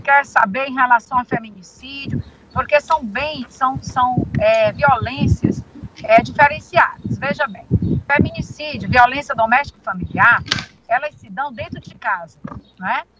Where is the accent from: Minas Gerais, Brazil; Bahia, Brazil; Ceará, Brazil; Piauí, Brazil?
Piauí, Brazil; Teresina; Nascida e criada em Teresina